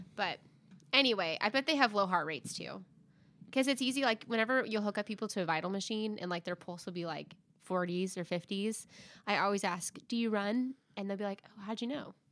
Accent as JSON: {"language": "English", "region": "Arkansas", "country": "United States", "said": "I'm from Arkansas"}